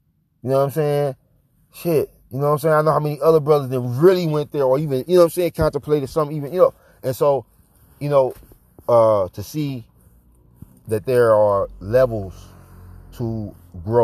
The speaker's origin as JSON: {"language": "English", "town": "St. Louis", "region": "Missouri", "country": "United States", "tie": "born or raised there", "also_born_or_lived": "Atlanta", "moved": "yes", "said": "I came up in St. Louis"}